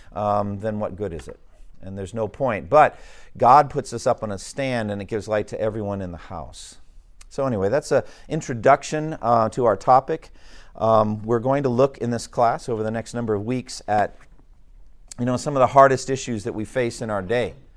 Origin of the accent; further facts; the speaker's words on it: Massachusetts, United States; my home state of Massachusetts?